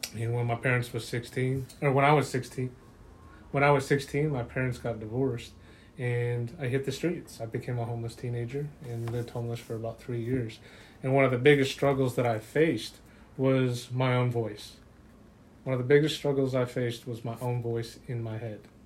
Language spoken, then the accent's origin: English; Utah, United States; I grew up in Utah around LDS and Catholic faith belief, faith belief systems